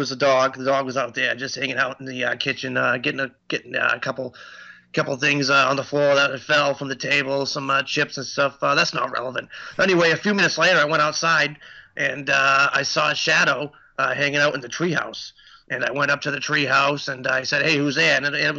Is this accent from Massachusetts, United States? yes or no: yes; Seekonk, Massachusetts, United States; I'm actually not from Rhode Island. I'm from Seekonk.